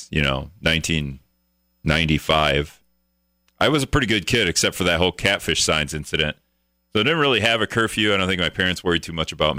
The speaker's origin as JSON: {"language": "English", "town": "Greenville", "country": "United States", "tie": "born or raised there", "said": "growing up in Greenville"}